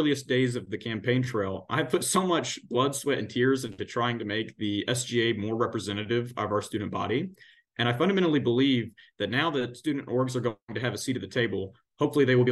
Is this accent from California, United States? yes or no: no; McMinnville, Tennessee, United States; now in Cookeville, United States; my hometown, McMinnville, is just, you know, a few miles down the road in Warren County